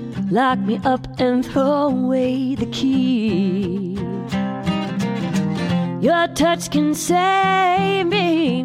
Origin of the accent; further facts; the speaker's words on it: Austin, Texas, United States; Speaking of West Texas, I grew up in Austin, Texas.